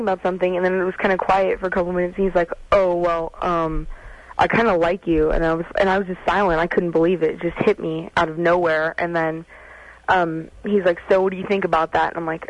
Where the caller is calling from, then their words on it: Culver City, California, United States; Culver City.